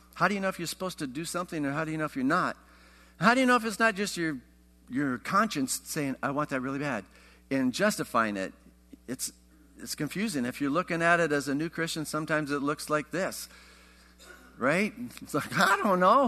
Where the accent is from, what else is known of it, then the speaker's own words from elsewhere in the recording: Iowa, United States; I grew up in Iowa